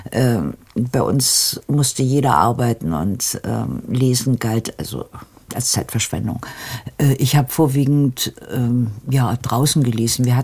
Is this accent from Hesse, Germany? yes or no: yes; Hesse, Germany; ich bin bei Pflegeeltern aufgewachsen und äh, meine Erinnerungen haben sehr, sehr stark mit Krieg zu tun.